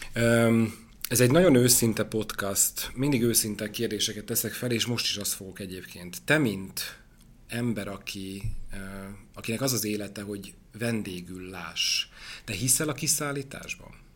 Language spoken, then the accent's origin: Hungarian; Debrecen, Hajdú-Bihar, Hungary; én debreceni vagyok, és az én nagynéném Debrecenben él